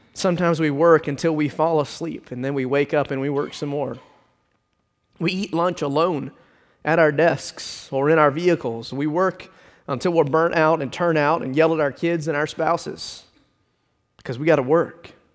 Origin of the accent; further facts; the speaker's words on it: Richmond Hill, Georgia, United States; Growing up in Richmond Hill, Uh, my parents used to listen to ninety-seven point three W A E V